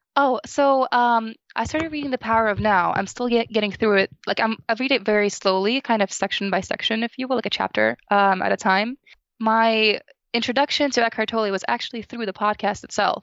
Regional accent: New Jersey, United States; So I'm from New Jersey

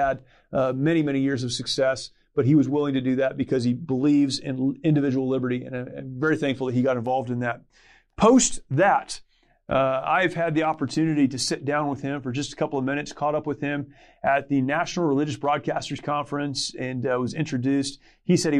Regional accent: California, United States; I'm a California kid.

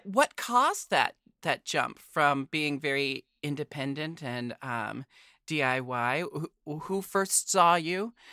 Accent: Portland, Oregon, United States; growing up in Portland

